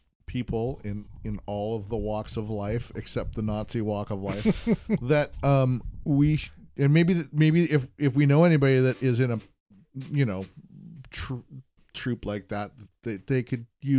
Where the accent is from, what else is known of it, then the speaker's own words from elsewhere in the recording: Seattle, Washington, United States; I'm American. I'm not. I was born in Seattle, Washington